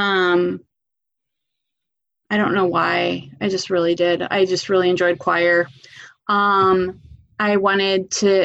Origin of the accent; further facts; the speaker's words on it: Chicago, Illinois, United States; now in Bexley, Ohio, United States; I grew up in Chicago